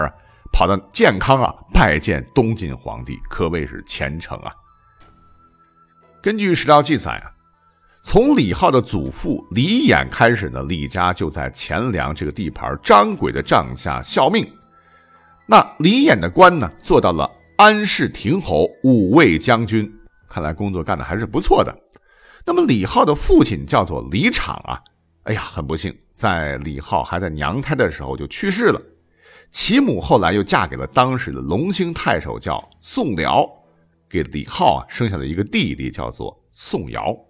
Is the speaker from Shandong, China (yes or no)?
no; Gansu, China; 我作为甘肃人